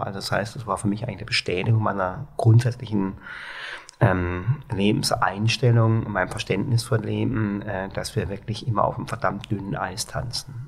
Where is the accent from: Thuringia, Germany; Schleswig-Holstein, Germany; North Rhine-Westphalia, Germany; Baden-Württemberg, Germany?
Baden-Württemberg, Germany; Baden-Baden; accent: Baden (Alemannic); moved away as an adult; now in Hamburg, Germany; ich komme aus Baden-Baden.